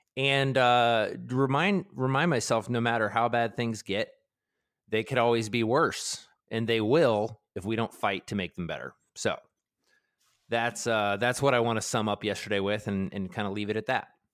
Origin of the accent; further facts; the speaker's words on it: Baltimore, Maryland, United States; I grew up in Baltimore, and we grew up with Cal Ripken